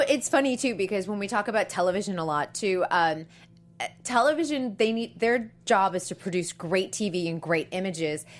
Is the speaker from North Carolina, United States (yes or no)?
no; Boston, Massachusetts, United States; that's my hometown, Boston